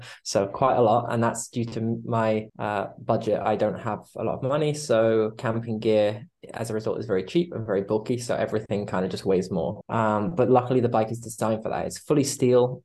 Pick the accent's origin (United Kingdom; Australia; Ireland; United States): United Kingdom; I'm half British, half Italian, and I've grown up mostly in the UK